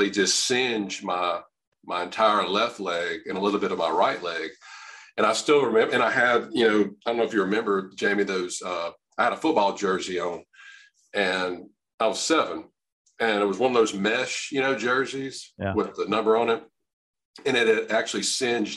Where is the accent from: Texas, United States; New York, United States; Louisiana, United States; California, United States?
Louisiana, United States; I'm from Louisiana, born and raised, practice here